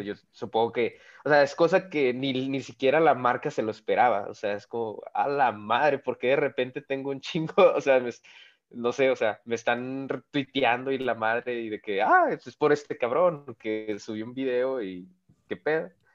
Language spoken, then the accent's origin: Spanish; Monclova, Coahuila, Mexico; de mi tierra natal, Monclovita la Bella